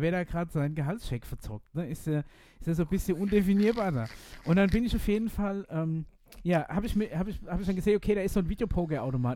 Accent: Aschaffenburg, Bavaria, Germany; hier in Aschaffenburg

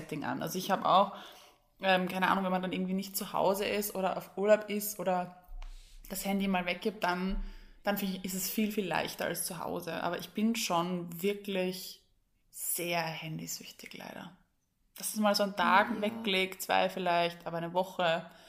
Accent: Vienna, Austria; bei uns in Wien

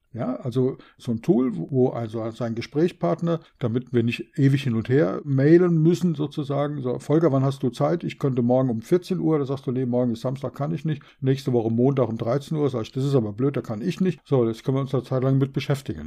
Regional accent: Berlin, Germany; Ich bin in Berlin geboren, wie du weißt.

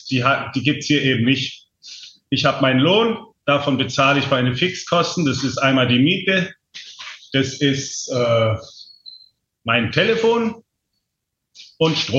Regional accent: Germany; now in Thailand; und auch nicht so, nicht so streng und so verbissen, wie es manchmal bei uns in Deutschland so ist.

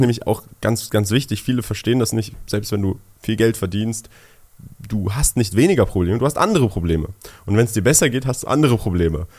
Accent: Berlin, Germany; first language German; also born or lived in Switzerland; Ich bin in Berlin geboren, aufgewachsen

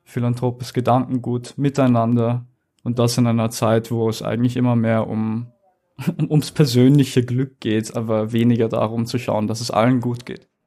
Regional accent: Vienna, Austria; Ich bin in Wien geboren, ich bin 22 Jahre alt

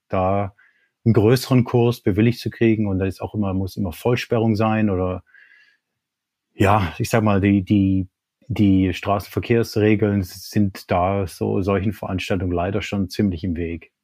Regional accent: Germany; Ich, als Deutscher

